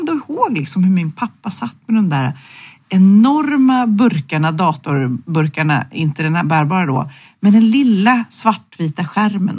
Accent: Sweden; vi svenskar

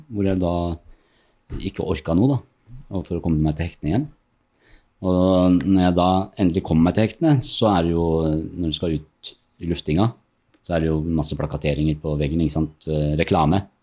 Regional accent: Norway; also born or lived in Morocco; jeg er født i Marokko, oppvokst i Norge

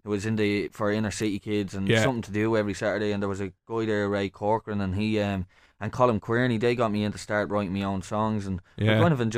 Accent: Dublin, Leinster, Ireland; also born or lived in Santry, Dublin; I grew up in Smithfield, not too far away from where we are at the minute, the inner city, and then I'm living out in Santry now

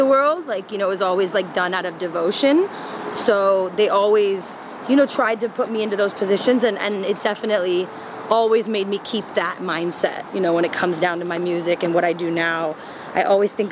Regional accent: Claremont, California, United States; also born or lived in India; we were all born here, me and my brothers, my cousins, and I grew up in Claremont, the city of trees and PhDs

